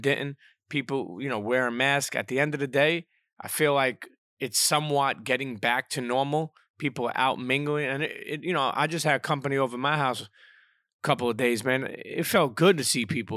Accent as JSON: {"language": "English", "town": "New York City", "region": "New York", "country": "United States", "tie": "born or raised there", "said": "first half of my life, um, growing up in Brooklyn"}